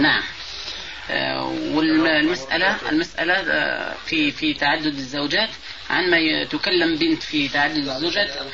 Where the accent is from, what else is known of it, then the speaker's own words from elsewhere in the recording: Algeria; عندنا في الجزائر